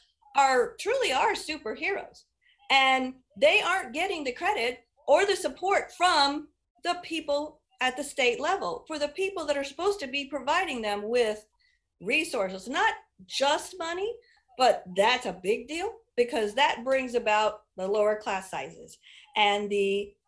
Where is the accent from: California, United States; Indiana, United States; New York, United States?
Indiana, United States; Indianapolis; now in Hancock County, United States; I grew up on the Near East Side of Indy in Marion County